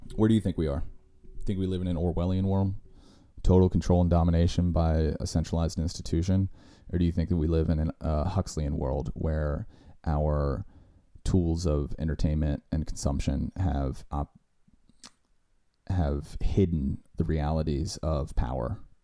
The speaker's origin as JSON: {"language": "English", "country": "United States", "said": "we as American citizens"}